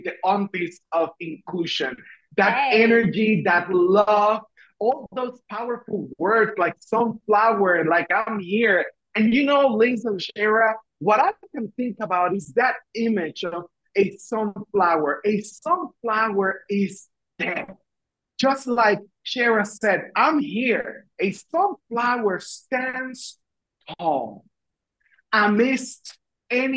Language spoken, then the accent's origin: English; Puerto Rico; English is a second language; moved away as an adult; also born or lived in Washington, D.C.; when I moved from Puerto Rico, where I am originally from, to Washington, D.C., it was a culture shock because I learned I had an accent